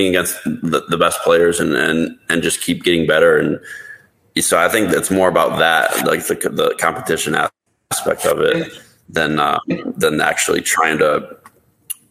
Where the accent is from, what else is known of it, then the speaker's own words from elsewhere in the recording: Toledo, Ohio, United States; moved away as an adult; also born or lived in Las Vegas; growing up in Ohio, and there wasn't really casinos